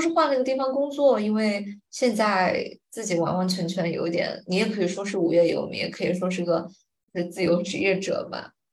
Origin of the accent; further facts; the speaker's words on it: Chongqing, China; moved away as an adult; also born or lived in Fuling / Singapore; 我现在在的这个地方是我从福林全家搬到主城住的第一个家